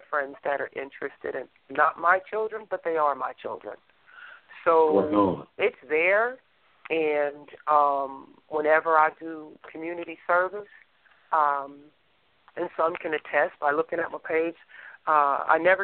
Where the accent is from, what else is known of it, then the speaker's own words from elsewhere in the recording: New Jersey, United States; now in Texas, United States; I'm originally from New Jersey and I live in Texas, so I got that East Coast mentality